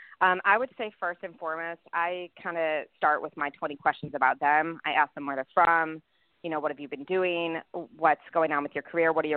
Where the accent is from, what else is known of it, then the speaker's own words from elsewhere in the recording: Chicago, Illinois, United States; also born or lived in Los Angeles; now in Nashville, United States; growing up in Chicago, moving to LA, moving to Nashville.